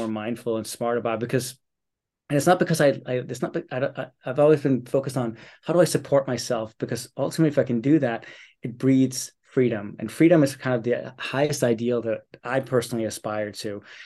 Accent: Copenhagen, Capital Region of Denmark, Denmark; I was born and raised here in Copenhagen

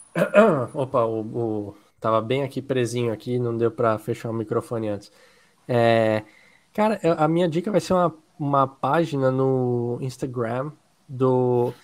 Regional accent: Brazil; Eu sou brasileiro

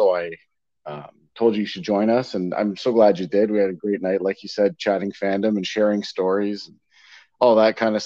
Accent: Hamilton, Ontario, Canada; I was born in 76 in Hamilton, Ontario

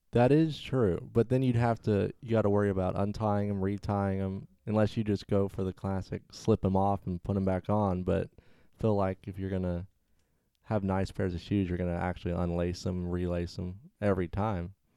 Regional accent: Arkansas, United States; moved away as an adult; also born or lived in Texas; now in Florida, United States; I grew up in Arkansas.

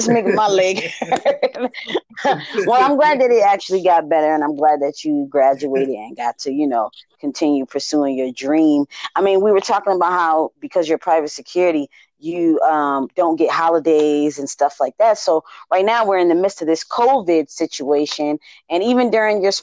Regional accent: Buffalo, New York, United States; now in Baltimore, United States; I'm from Buffalo, New York. So snow is a thing that I ran away from.

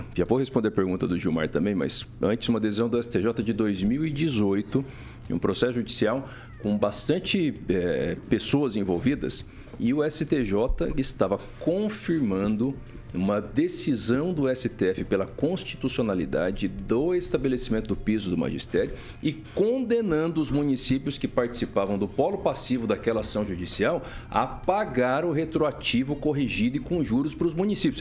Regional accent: Mato Grosso do Sul, Brazil; moved away; lá no Mato Grosso do Sul, onde eu nasci

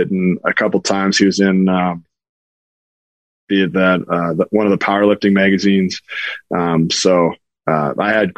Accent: North Dakota, United States; I'm from North Dakota.

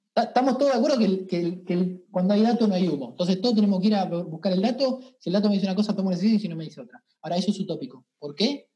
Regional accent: Venado Tuerto, Santa Fe, Argentina; now in Buenos Aires, Argentina; Venado Tuerto, de donde yo soy, es una ciudad

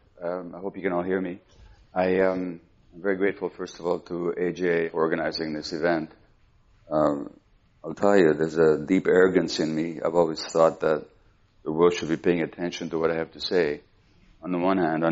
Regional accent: Hungary; we're Jewish, we grew up in Hungary

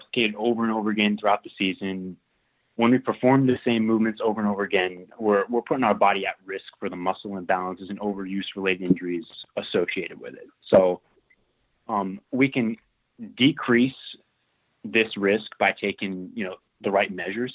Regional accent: Florida, United States; moved away as an adult; also born or lived in Georgia; I grew up in Florida, and that's where I played my high school ball

